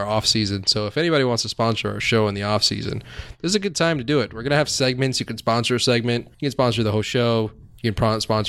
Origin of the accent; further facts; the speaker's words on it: South Florida, United States; my skin is white, but we grew up in South Florida.